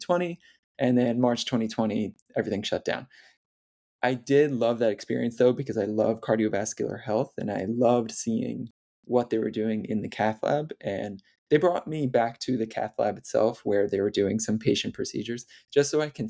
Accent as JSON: {"language": "English", "area": "near Hudson Valley", "region": "New York", "country": "United States", "tie": "born or raised there", "said": "I started volunteering in the emergency department at a hospital near my hometown. And it was the first summer after my first year of undergrad. It was at New York Presbyterian Hudson Valley Hospital."}